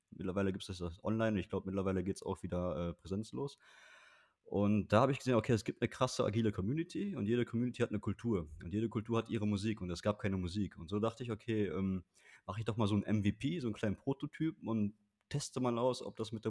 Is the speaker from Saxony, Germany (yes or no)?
no; Bocholt, North Rhine-Westphalia, Germany; Also ich bin in Bocholt aufgewachsen, mein Equipment war alles in Bocholt. Ich habe in Bochum studiert